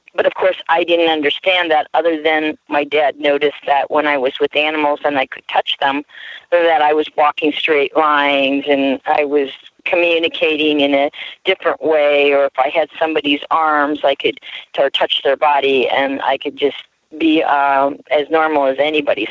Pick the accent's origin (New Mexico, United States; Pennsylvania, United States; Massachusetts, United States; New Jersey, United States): Pennsylvania, United States; Harrisburg; now in Ukiah, United States; I was born in the Harrisburg, Pennsylvania area